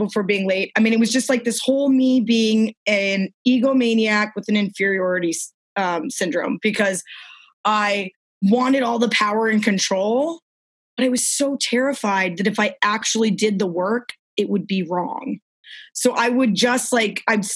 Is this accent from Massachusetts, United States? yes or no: no; New Orleans, Louisiana, United States; I'm from New Orleans.